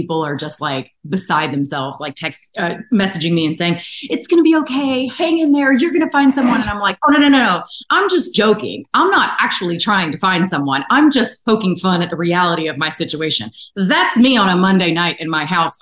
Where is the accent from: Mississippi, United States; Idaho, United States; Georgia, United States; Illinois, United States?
Georgia, United States; Atlanta; I'm from Atlanta